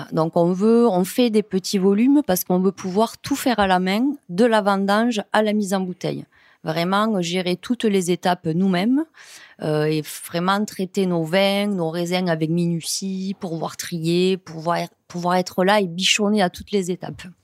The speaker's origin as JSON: {"language": "French", "town": "Montréal", "region": "Occitania", "country": "France", "tie": "born or raised there", "said": "je suis née dans une cave coopérative, hein, la cave coopérative de Montréal"}